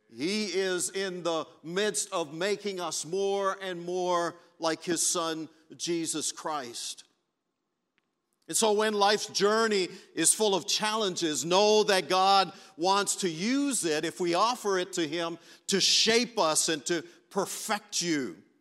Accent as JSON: {"language": "English", "country": "Belize", "moved": "yes", "lives_now": "Canada", "said": "I'm from Canada, originally from Belize"}